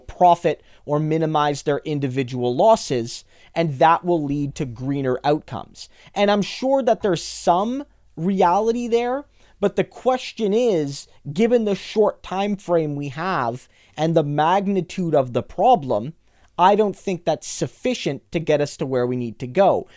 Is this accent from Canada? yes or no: yes; New Brunswick, Canada; I grew up in New Brunswick